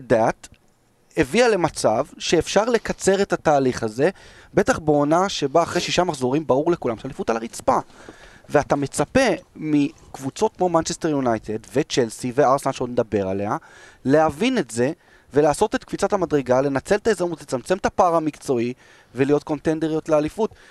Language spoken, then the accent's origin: Hebrew; Israel; אנחנו ישראלים